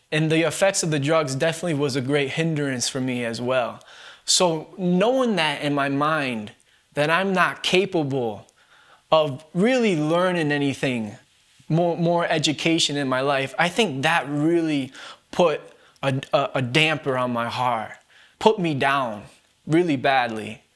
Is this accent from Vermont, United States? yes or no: yes; Bennington, Vermont, United States; I was born and raised here in Bennington, Vermont